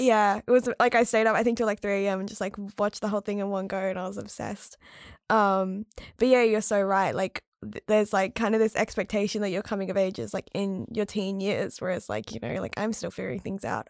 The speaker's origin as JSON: {"language": "English", "region": "rural South Australia", "country": "Australia", "tie": "born or raised there", "also_born_or_lived": "Adelaide", "moved": "as an adult", "lives_now": "Melbourne, Australia", "said": "I grew up in rural South Australia"}